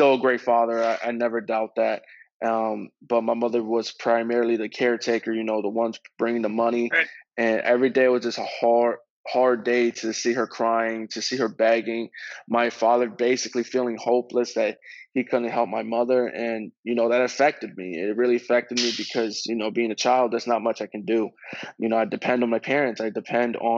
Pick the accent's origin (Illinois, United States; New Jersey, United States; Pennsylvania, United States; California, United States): Pennsylvania, United States; Reading; growing up in Reading, Pennsylvania as a kid